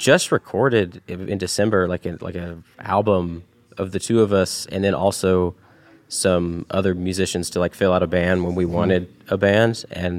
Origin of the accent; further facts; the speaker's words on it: Chattanooga, Tennessee, United States; moved away; growing up in the Chattanooga area, I mean, we didn't meet each other until we had both moved away from Chattanooga.